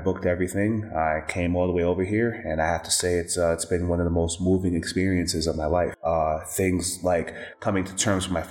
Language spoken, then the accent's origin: English; New York, United States; now in Dallas, United States; I'm from New York, and I moved to Dallas, Texas